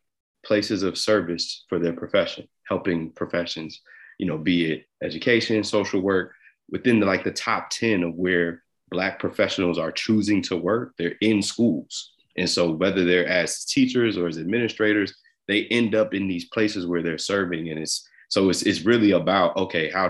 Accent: New Jersey, United States; I'm from Jersey. I grew up a New York Yankees and New York Giants fan

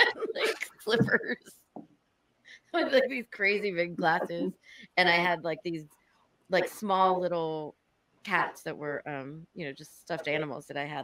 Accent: outside of Baltimore, Maryland, United States; now in Washington, D.C., United States; I was outside of Baltimore. I went to the Bryn Mawr School of Girls.

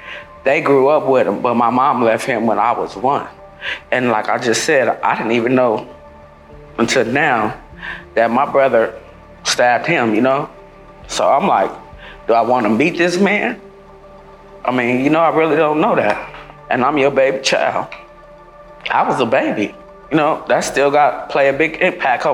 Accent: Long Beach, California, United States; I'm from Long Beach, California. Born and raised.

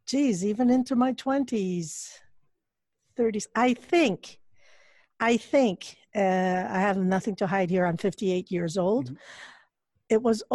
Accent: Montreal, Quebec, Canada; also born or lived in Quezon City, Philippines; I was born in Quezon City. We came to Montreal. I was 7 or 8 years old. So the last part of primary school onwards, that's where I came to Montreal.

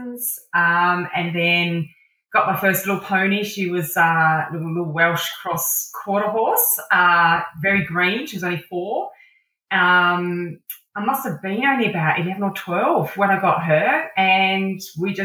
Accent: Adelaide, South Australia, Australia; also born or lived in Dampier, Western Australia / Sydney, New South Wales; I was born up in Dampier, which is the northwest coast of Western Australia, back in the 70s, where Red Dog ruled the Pilbara region. I then moved to Sydney for early primary school, and then to Adelaide for late primary school and high school.

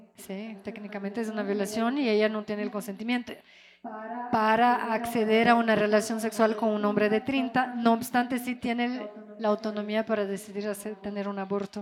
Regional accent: Rio de Janeiro, Brazil; also born or lived in France; now in Ecuador; yo crecí en Río de Janeiro

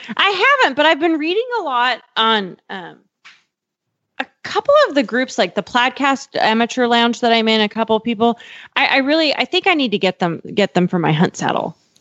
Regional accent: Montana, United States; I'm from Montana

